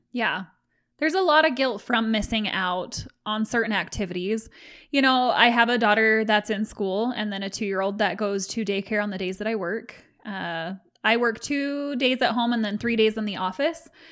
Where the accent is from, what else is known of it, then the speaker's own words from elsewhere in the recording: Utah, United States; I was raised in Utah, and the dominant religion here